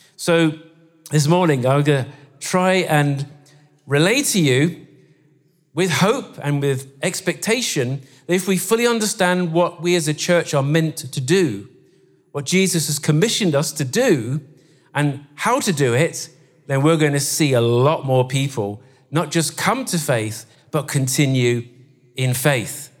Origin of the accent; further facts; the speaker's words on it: Guernsey; now in Scotland, United Kingdom; we come from Guernsey